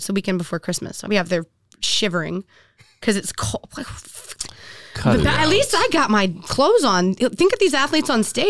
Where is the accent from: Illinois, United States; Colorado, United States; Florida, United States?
Florida, United States; I'm from Florida, baby.